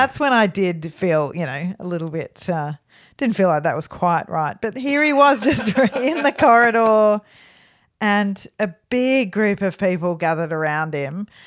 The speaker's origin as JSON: {"language": "English", "country": "Australia", "said": "So we're from Australia"}